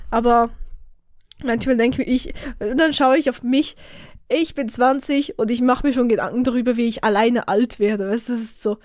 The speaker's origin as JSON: {"language": "German", "country": "Switzerland", "accent": "Swiss German", "first_language": "Swiss German", "said": "Ich bin so ein Schweizerdeutsch-Noob. Dabei ist das Muttersprache"}